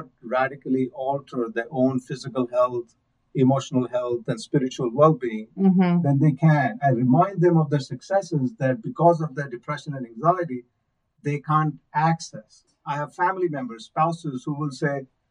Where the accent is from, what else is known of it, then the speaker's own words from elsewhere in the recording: India; moved away; I'm from India